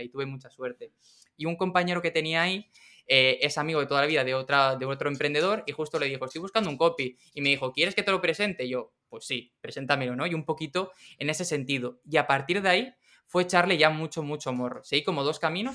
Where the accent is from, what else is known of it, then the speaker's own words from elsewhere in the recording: Region of Murcia, Spain; moved away; also born or lived in Madrid; Yo vivía en Madrid y yo, yo soy de Murcia